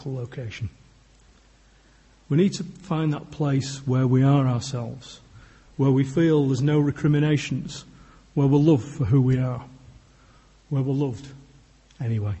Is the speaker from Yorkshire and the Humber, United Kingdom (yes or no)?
yes; Yorkshire and the Humber, United Kingdom; I'm a Yorkshireman